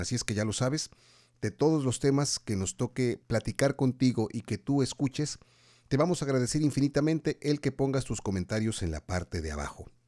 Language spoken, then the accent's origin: Spanish; Mexico; nos preocupan mucho como mexicanos